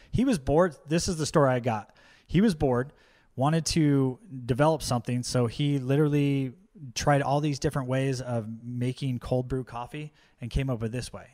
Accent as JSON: {"language": "English", "area": "Orange County", "region": "California", "country": "United States", "tie": "born or raised there", "lives_now": "Poway, United States", "said": "when I was growing up in Orange County, uh, when we moved up there"}